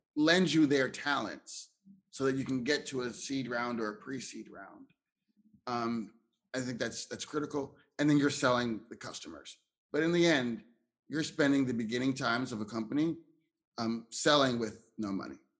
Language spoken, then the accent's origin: English; Philadelphia, Pennsylvania, United States; also born or lived in Ohio; I'm from uh, Philadelphia, Pennsylvania, but I was born in Ohio